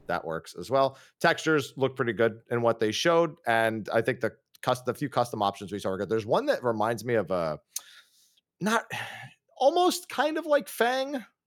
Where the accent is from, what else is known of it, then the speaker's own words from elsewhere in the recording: Northeast, United States; we're both from the Northeast.